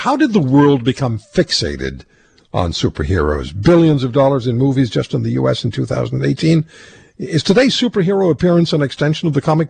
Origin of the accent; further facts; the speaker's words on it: England, United Kingdom; when I was a kid growing up in England